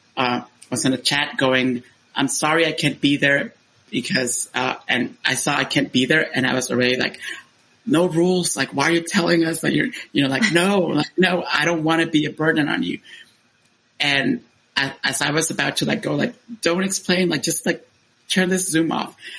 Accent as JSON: {"language": "English", "country": "Honduras", "tie": "born or raised there", "moved": "as an adult", "said": "I was born in Honduras and I stayed there until I was uh, 18 years old"}